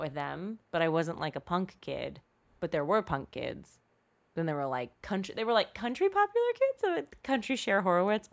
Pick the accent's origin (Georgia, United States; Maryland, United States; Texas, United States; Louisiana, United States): Maryland, United States; Eastern Shore; now in California, United States; there's a middle part on that peninsula on the Eastern Shore that's, like, bleh. That's where I grew up.